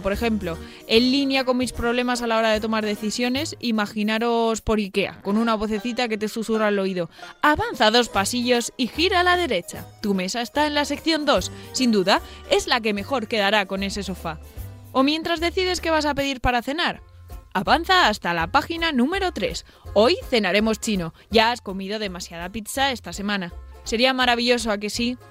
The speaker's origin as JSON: {"language": "Spanish", "area": "Almería", "region": "Andalusia", "country": "Spain", "moved": "yes", "lives_now": "Madrid, Spain", "said": "bajamos a Almería"}